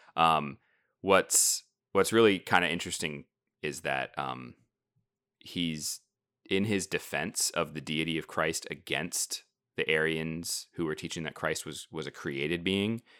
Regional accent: United States; being American, modern, you know, 21st century Protestants

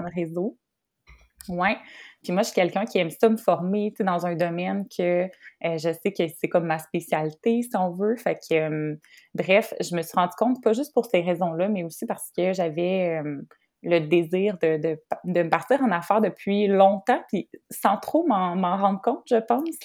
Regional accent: Trois-Rivières, Quebec, Canada; je suis de Trois-Rivières

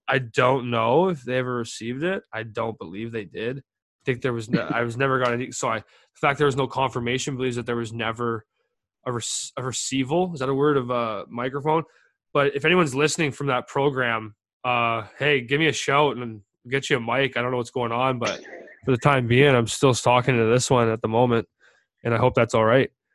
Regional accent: Calgary, Alberta, Canada; little towns where I grew up in Calgary

